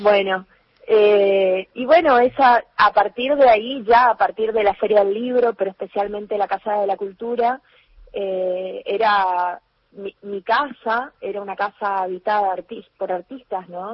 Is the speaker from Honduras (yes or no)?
no; Alvear, Corrientes, Argentina; now in Corrientes, Argentina; cuando ellos vuelven a, eh, de, Corrientes a Alvear, eh, ya conmigo en brazos, porque yo nací aquí en Corrientes Capital